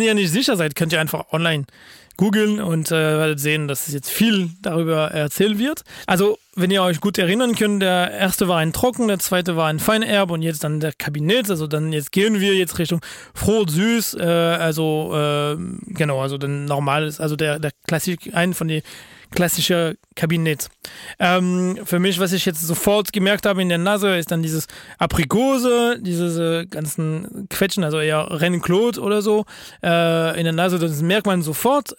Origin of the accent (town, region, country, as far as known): France; German is a second language